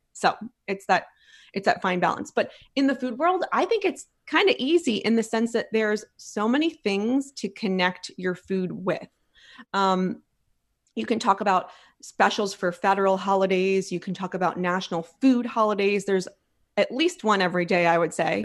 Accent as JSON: {"language": "English", "town": "Philadelphia", "region": "Pennsylvania", "country": "United States", "moved": "yes", "lives_now": "Texas, United States", "said": "I'm from Philly"}